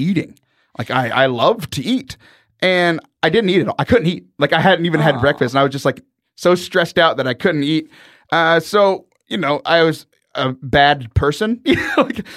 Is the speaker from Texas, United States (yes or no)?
yes; Houston, Texas, United States; growing up in Houston